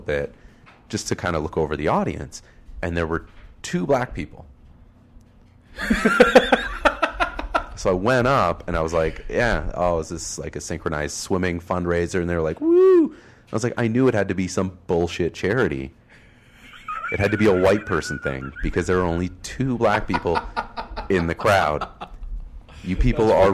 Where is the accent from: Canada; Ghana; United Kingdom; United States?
Canada; Oakville, Ontario; now in Toronto, Canada; I grew up in Oakville, Ontario